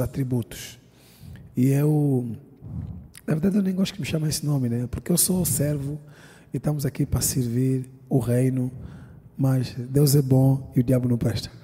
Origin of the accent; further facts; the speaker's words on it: Angola; also born or lived in London; now in Lisbon, Portugal; Todo mundo sabe que eu sou angolano, vivo em Portugal